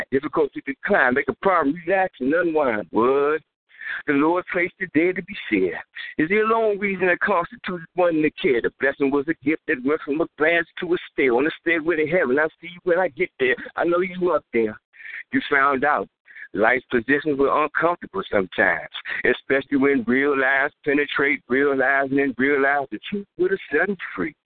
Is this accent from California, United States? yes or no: no; Washington, District of Columbia, United States; I'm from the District